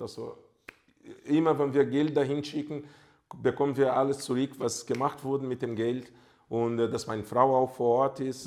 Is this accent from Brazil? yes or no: yes; Brazil; German is a second language; moved away as an adult; also born or lived in Germany; ich bin halt Brasilianer